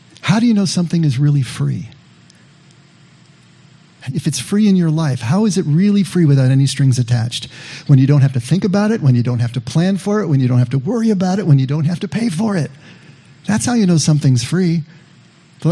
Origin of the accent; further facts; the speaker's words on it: Monterey Park, California, United States; I grew up in Monterey Park, which is right in the shadow of East